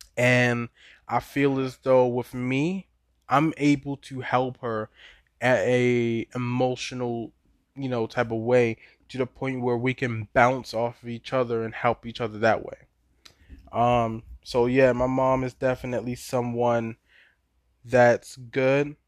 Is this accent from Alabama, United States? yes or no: no; Baltimore, Maryland, United States; I'm from Baltimore, born and raised